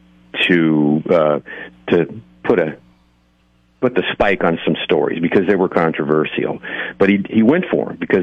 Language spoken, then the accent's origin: English; North County, California, United States; I'm from North County